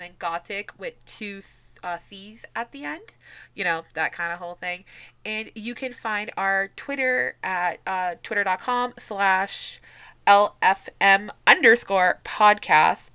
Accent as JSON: {"language": "English", "region": "New England", "country": "United States", "said": "I'm from New England, so I talk fast"}